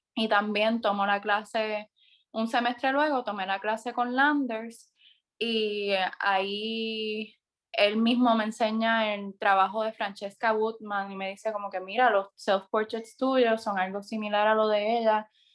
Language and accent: Spanish; San Sebastián, Puerto Rico; also born or lived in Mayagüez; Mi pueblo de crianza, San Sebastián